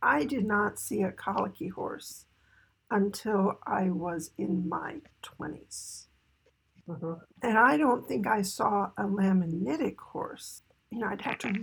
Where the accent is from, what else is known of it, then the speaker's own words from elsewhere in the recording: East Coast, United States; growing up on the East Coast